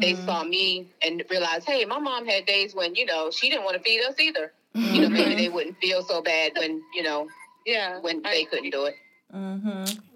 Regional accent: New York, United States; I'm from New York

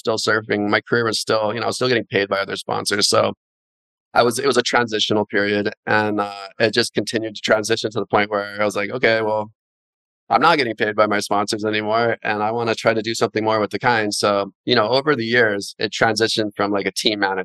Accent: Haiku, Hawaii, United States; also born or lived in Keokea, Maui / Kula, Maui; I grew up in Haiku, which is near the ocean, as well as Keokea, which is up high in the mountain

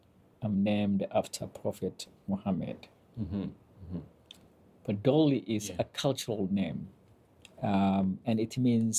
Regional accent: northern Kenya, Kenya; I was born and raised in northern Kenya. Ethnicity-wise, I am a Somali.

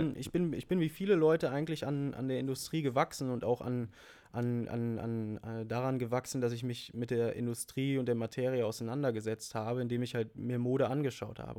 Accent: Münsterland, North Rhine-Westphalia, Germany; bei uns local im, im Münsterland, wo ich herkomme

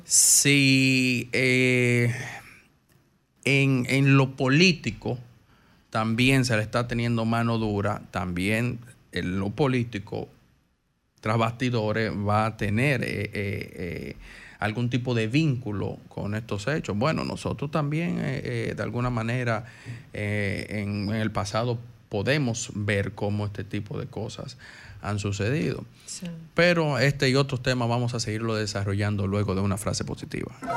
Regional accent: Dominican Republic; como dominicano

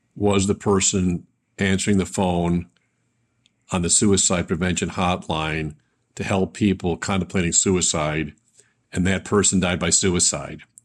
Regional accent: Buffalo, New York, United States; growing up in Buffalo

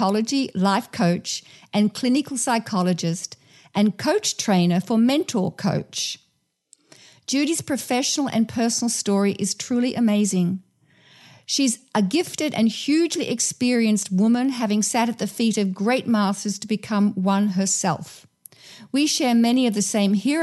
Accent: Australia; Growing up in Australia, where drought is a big issue

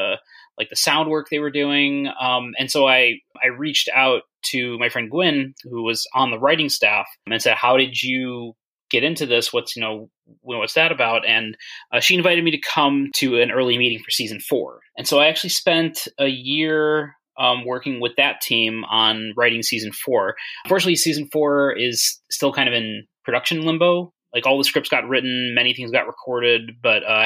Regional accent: Chicago, Illinois, United States; I grew up in the Chicago area

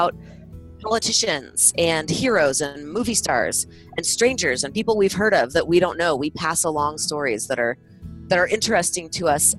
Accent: California, United States; now in Utah, United States; this is me speaking as a Californian in Utah and in Utah for a long time

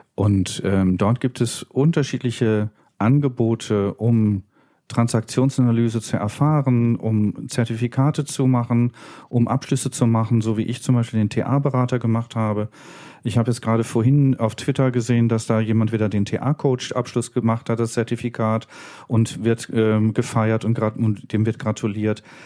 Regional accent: Berlin, Germany; bin dann in Köln fündig geworden für mich als Berliner.

